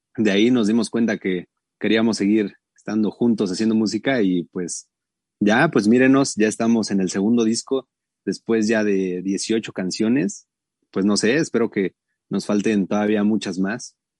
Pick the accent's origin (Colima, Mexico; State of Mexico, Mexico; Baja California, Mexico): State of Mexico, Mexico; Atizapán de Zaragoza; also born or lived in Tlalnepantla; como somos de, Atizapán, de Zaragoza, del bellísimo Atizapán y también de Tlane, somos de esos dos este, municipios